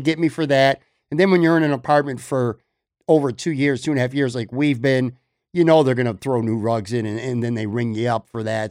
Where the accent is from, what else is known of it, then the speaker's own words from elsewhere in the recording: Buffalo, New York, United States; I grew up on the West Side and used to be on the West Side, and then it, for many, many years, it was on Hurdle Avenue in North Buffalo.